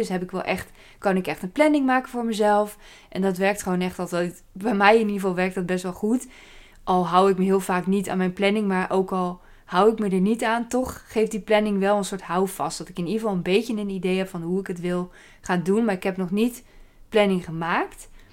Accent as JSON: {"language": "Dutch", "town": "Apeldoorn", "region": "Gelderland", "country": "Netherlands", "tie": "born or raised there", "moved": "as an adult", "lives_now": "Staphorst, Netherlands", "said": "En ik kom uit Apeldoorn, daar ben ik opgegroeid."}